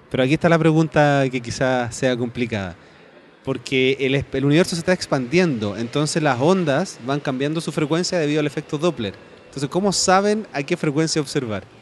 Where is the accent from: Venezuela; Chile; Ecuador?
Chile; yo soy de Chile